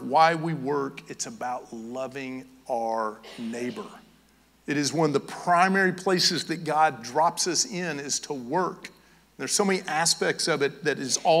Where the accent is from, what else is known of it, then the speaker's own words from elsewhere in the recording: Knoxville, Tennessee, United States; now in Georgia, United States; I'm from Knoxville, Tennessee